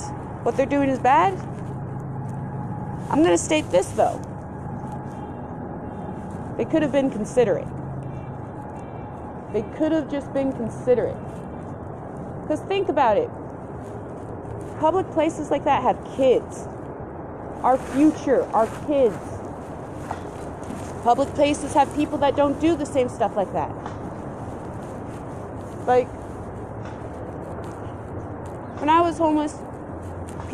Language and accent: English; Colorado, United States; I'm from Colorado